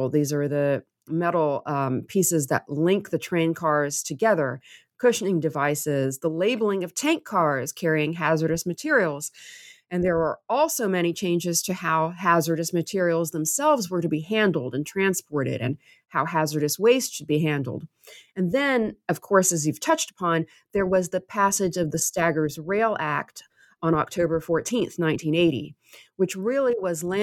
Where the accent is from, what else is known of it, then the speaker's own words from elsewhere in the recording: Waverly, Tennessee, United States; I am from Waverly. I grew up there. It's my hometown, and it's a small town.